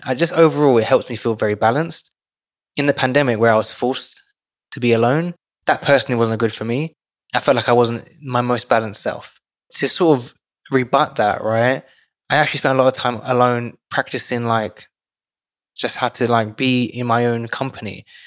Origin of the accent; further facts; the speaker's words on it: London, United Kingdom; moved away; I grew up in London, so I grew up with a community.